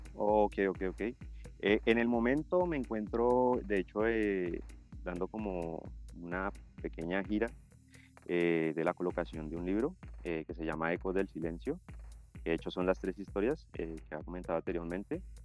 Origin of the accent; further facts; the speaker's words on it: Colombia; como colombianos